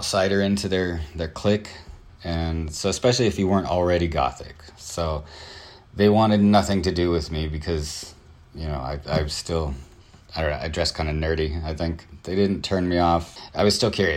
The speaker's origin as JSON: {"language": "English", "region": "Southern California", "country": "United States", "said": "I'm from Southern California"}